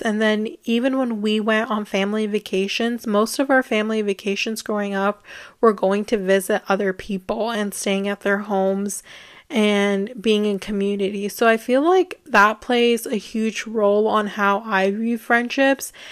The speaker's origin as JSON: {"language": "English", "country": "United States", "tie": "born or raised there", "said": "growing up in the United States"}